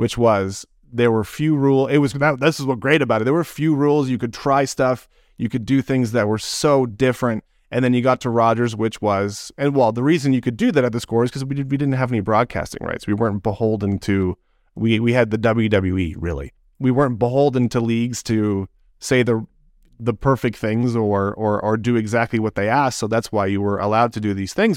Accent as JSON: {"language": "English", "town": "Toronto", "region": "Ontario", "country": "Canada", "tie": "born or raised there", "said": "I was born in Scarborough. I, I grew up in Toronto."}